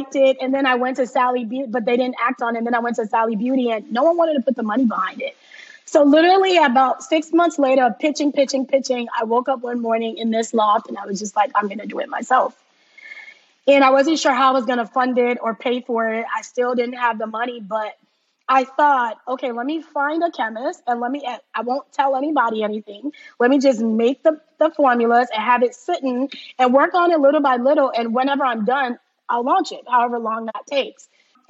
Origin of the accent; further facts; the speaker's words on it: Liberia; born there; And as you said, I was born in Liberia, so I'm half Liberian and half Ghanaian. My dad was from Ghana.